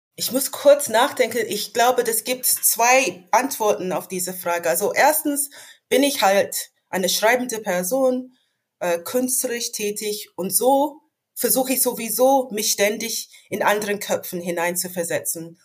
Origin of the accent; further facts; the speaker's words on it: London, United Kingdom; German is a second language; moved away as an adult; also born or lived in Hannover; now in Germany; Ich bin in London geboren und aufgewachsen